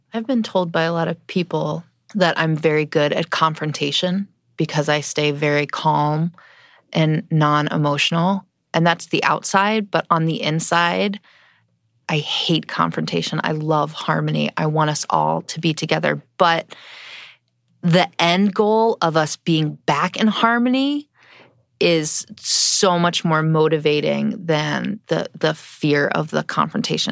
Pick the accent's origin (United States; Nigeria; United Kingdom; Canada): United States; East Coast; I grew up on the East Coast